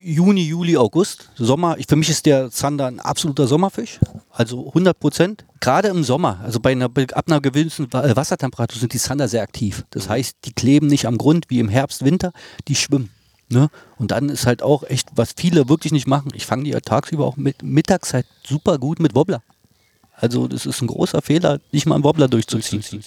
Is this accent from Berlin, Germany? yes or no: yes; Berlin, Germany; bin da aufgewachsen, kenne da alle